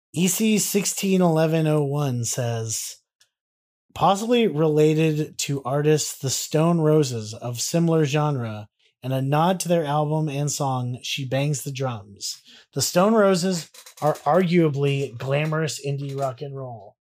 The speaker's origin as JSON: {"language": "English", "country": "United States", "said": "being Americans"}